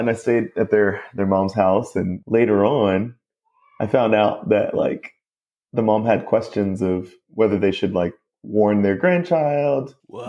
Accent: Mount Pleasant, South Carolina, United States; more upper class part of Mount Pleasant, my hometown

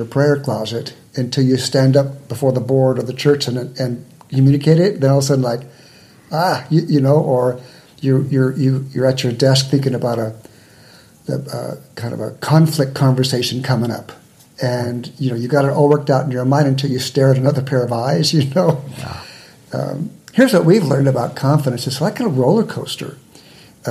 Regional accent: San Diego, California, United States; I was born and raised in San Diego, one of the few natives

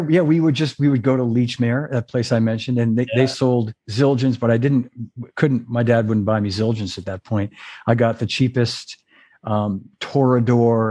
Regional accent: Melrose, Massachusetts, United States; where I grew up in Melrose

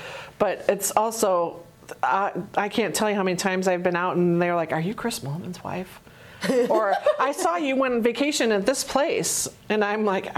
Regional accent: Canada; I was born in Canada, so I was kind of drawn to taking French in high school.

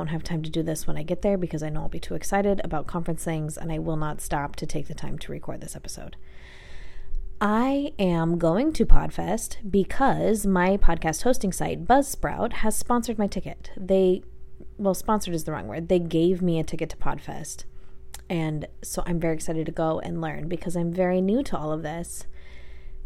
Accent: Coeur d'Alene, Idaho, United States; my hometown, Coeur d'Alene, which is in North Idaho

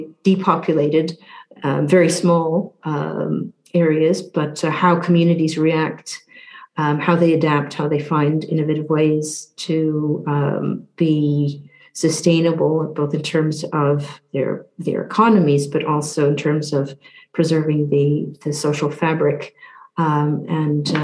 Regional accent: Newfoundland and Labrador, Canada; moved away as an adult; also born or lived in Southeast Asia; now in United Kingdom; I'm from Newfoundland, which is in the eastern part of Canada, born on the island of Newfoundland, part of the province of Newfoundland and Labrador.

